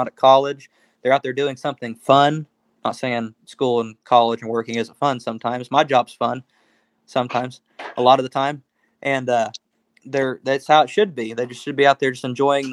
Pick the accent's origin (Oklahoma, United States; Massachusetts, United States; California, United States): Oklahoma, United States; We're from Oklahoma